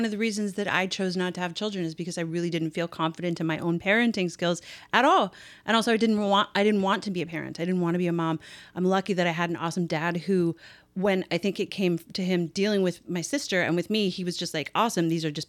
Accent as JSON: {"language": "English", "country": "Canada", "said": "I'm Canadian."}